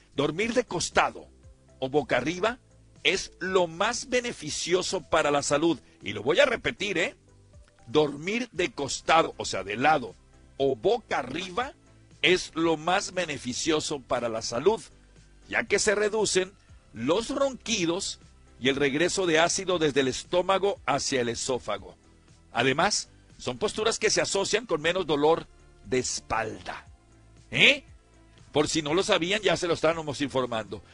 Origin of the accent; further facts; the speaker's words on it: Culiacán area, Sinaloa, Mexico; yo soy de ahí, de Caminaguato, cerquita de Tecuciapa